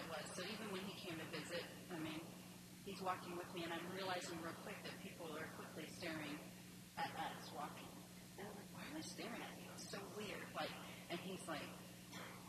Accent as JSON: {"language": "English", "country": "Canada", "said": "I'm from Canada"}